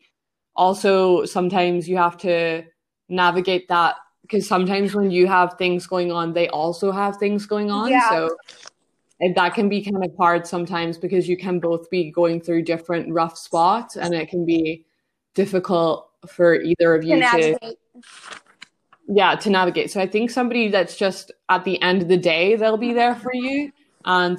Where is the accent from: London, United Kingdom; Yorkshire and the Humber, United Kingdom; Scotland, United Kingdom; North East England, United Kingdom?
Scotland, United Kingdom; I'm from Scotland